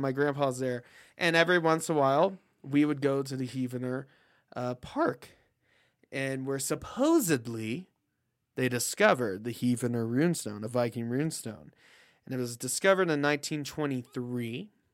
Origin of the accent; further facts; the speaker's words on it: Oklahoma, United States; moved away; I'm originally from Oklahoma